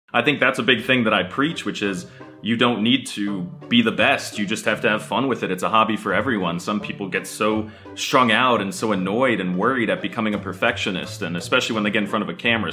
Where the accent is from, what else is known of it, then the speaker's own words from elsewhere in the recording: United States; first language English; as an American growing up